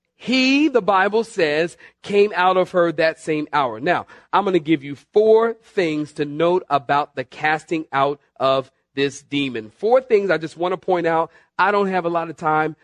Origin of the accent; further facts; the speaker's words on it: Philadelphia, Pennsylvania, United States; also born or lived in Southern California; now in North Carolina, United States; originally from Philadelphia